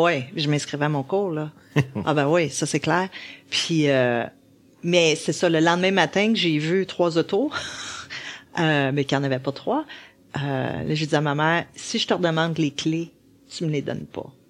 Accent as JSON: {"language": "French", "town": "Laval", "region": "Quebec", "country": "Canada", "said": "je venais de Laval"}